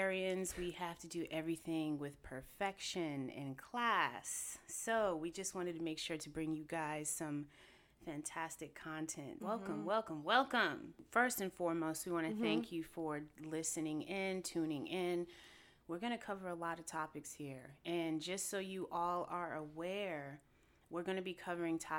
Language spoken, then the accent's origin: English; Raleigh, North Carolina, United States; moved away as an adult; now in New York City, United States; I'm originally from North Carolina. Ooh, ooh, rough Raleigh.